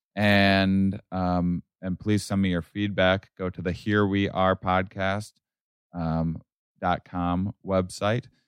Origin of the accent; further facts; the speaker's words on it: Midwest, United States; I grew up in the Midwest